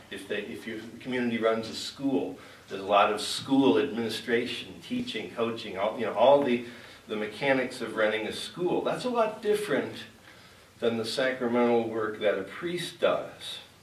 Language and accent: English; Chicago, Illinois, United States; moved away; also born or lived in Great Plains; spending 12 years out in Great Plains when I grew up in the Chicago area